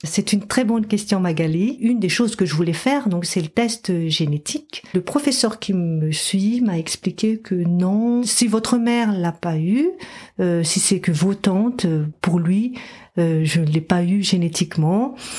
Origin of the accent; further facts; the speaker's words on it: Madagascar; moved away; j'ai grandi à Madagascar